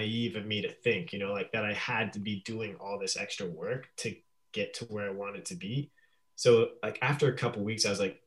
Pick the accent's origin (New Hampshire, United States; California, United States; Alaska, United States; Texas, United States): Alaska, United States; also born or lived in Phoenix; now in Portland, United States; I grew up in Alaska.